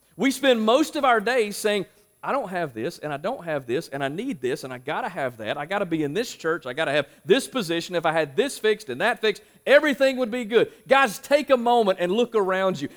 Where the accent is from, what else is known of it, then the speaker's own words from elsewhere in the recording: Marshville, North Carolina, United States; moved away as an adult; also born or lived in Louisville, Kentucky; I'm from Marshville